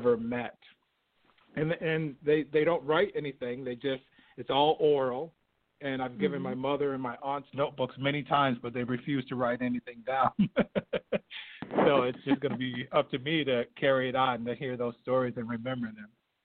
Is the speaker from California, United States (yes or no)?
no; Binghamton, New York, United States; I'm from upstate New York